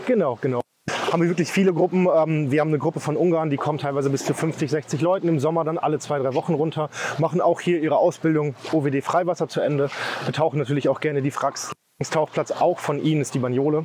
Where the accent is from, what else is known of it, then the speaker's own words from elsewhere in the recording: Osnabrück, Lower Saxony, Germany; now in Rovinj, Croatia; ich bin 34 Jahre alt, ich komme aus Osnabrück